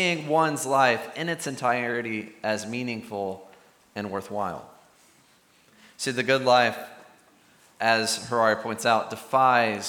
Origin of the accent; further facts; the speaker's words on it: the South, United States; I'm from the South